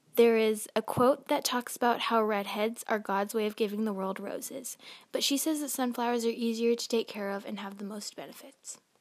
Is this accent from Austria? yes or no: no; Kansas, United States; I was born in Kansas